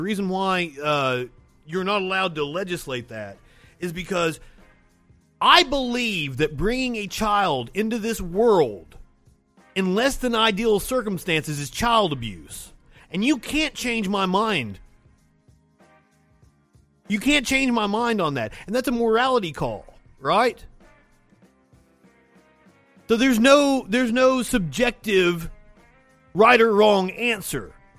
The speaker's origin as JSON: {"language": "English", "region": "Appalachia", "country": "United States", "said": "I am from Appalachia, where the teen pregnancy rate is sky high."}